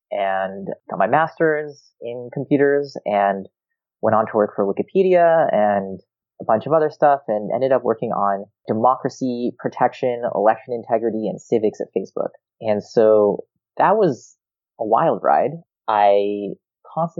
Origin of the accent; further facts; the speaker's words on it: Rochester, New York, United States; also born or lived in Israel; I moved to Rochester, New York when I was 2 years old